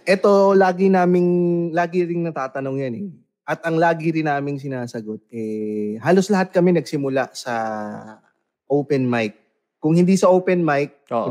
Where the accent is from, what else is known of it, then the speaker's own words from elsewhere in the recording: Parañaque, Metro Manila, Philippines; Taga Paranaque ako